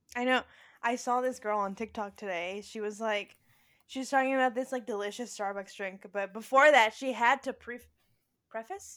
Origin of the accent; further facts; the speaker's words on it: Spring, Texas, United States; we grew up in Spring, Texas.